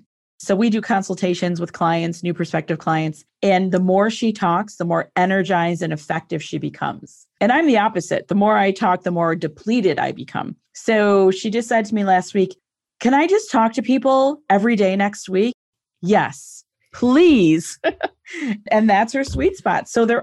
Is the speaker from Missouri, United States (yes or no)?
no; Buffalo, New York, United States; I'm from Buffalo, New York.